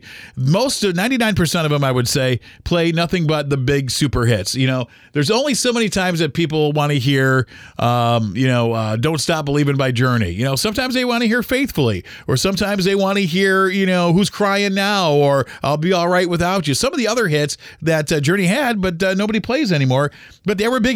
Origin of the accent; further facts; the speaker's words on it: Toledo, Ohio, United States; I was born in 1974 in Toledo, Ohio, the greatest city on earth